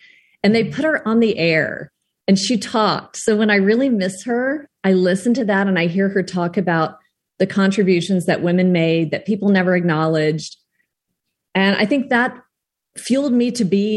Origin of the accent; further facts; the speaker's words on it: South Texas, United States; I grew up in South Texas where it was very, very hot